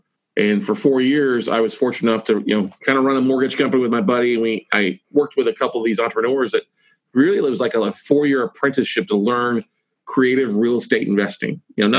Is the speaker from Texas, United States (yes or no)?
yes; near Corpus Christi, South Texas, United States; So I grew up in South Texas, a little small town outside of Corpus Christi, Texas. Little, you know, 3,500 people when we moved there when I was a young kid. Grew up there.